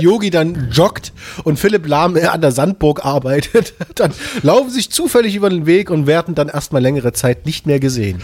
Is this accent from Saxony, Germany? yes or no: yes; Leipzig, Saxony, Germany; als Leipziger